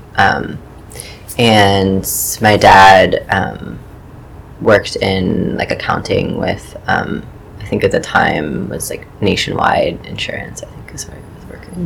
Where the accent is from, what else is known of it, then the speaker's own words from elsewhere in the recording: Chagrin Falls, Ohio, United States; moved away as an adult; now in New York, United States; grew up in um, in a small suburb of Cleveland, Ohio, um, called Chagrin Falls